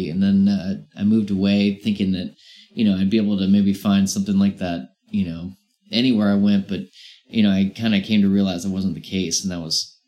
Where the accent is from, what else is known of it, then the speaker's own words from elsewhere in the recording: Virginia, United States; also born or lived in Brighton / Chapel Hill; No, I'm from I'm from Virginia.